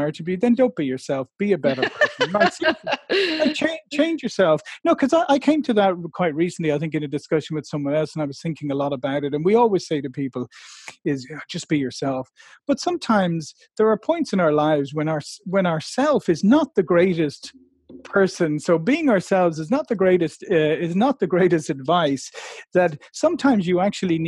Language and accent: English; Ireland; I come from a nation of people who think it's all right to be late for everything